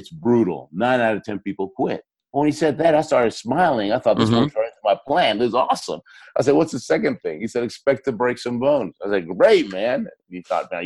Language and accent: English; Argentina; moved away; I was born in Argentina